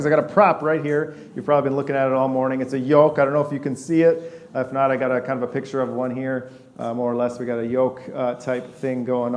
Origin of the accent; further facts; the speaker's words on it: West Lafayette, Indiana, United States; also born or lived in Boston / Detroit / Virginia Beach; I was born in a city of 8 million people. We moved to West Lafayette in an apartment when I was little.